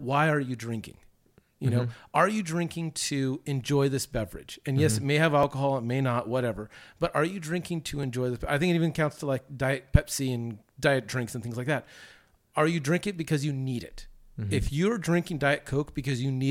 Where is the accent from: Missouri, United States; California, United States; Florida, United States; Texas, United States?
California, United States; Southern; the church that I grew up with in Southern California